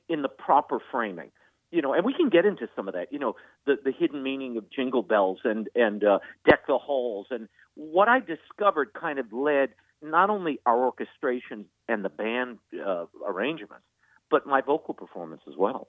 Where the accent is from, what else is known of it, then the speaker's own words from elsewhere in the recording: New Orleans, Louisiana, United States; I grew up in New Orleans